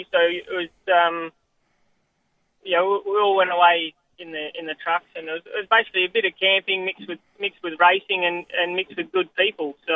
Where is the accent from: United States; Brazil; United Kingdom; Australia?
Australia; Kalgoorlie, Western Australia; Oh, I loved it. Um, so obviously there's a little town outside of Kalgoorlie called Coolgardie, and I suppose um, everyone else probably didn't like it, but but I loved it.